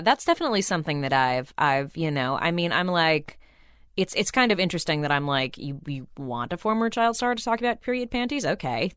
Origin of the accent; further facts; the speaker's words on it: Burbank, California, United States; I grew up in Burbank